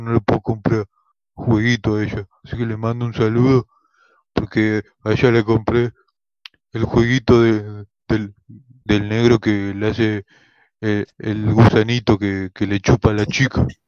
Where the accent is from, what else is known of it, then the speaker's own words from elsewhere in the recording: San Miguel, Buenos Aires Province, Argentina; yo soy de San Miguel